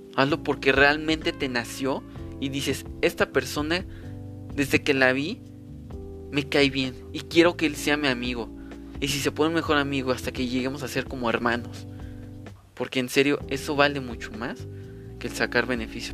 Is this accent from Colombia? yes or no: no; Mexico City, Mexico; soy de la Ciudad de México